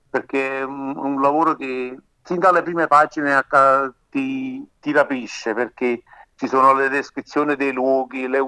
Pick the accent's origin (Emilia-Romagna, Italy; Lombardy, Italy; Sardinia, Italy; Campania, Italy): Campania, Italy; un giovane pescatore della penisola sorrentina, la mia terra, in provincia di Napoli